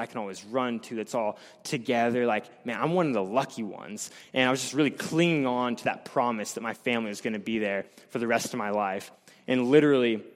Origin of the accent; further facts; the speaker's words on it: Blair, United States; I'm from Blair.